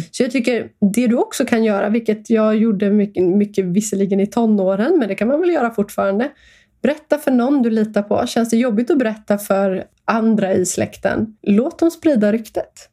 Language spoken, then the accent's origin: Swedish; Stockholm, Stockholm County, Sweden; Jag växte upp i Stockholm, eh, gick i skola